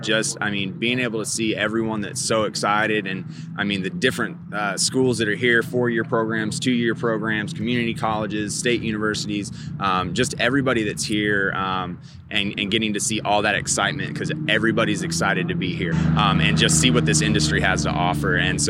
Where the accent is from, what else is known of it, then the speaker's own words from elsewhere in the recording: Oklahoma City, Oklahoma, United States; I'm from Oklahoma City